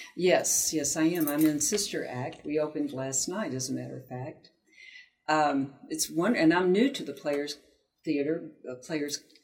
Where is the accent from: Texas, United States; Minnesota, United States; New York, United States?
Texas, United States; Houston; I was born in Houston